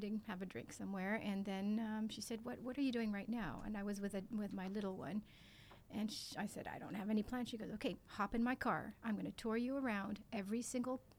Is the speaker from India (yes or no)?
no; France; moved away as an adult; also born or lived in Zurich, Switzerland; now in Singapore; I am French.